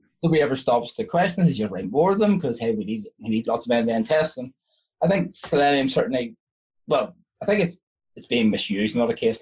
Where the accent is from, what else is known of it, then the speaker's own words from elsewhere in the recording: Ireland; I'm Irish